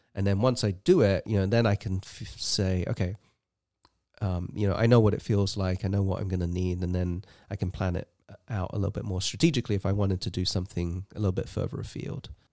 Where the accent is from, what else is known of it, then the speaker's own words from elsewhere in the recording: England, United Kingdom; moved away as an adult; now in United States; I grew up in England, and, uh, I moved to the U S in two thousand and three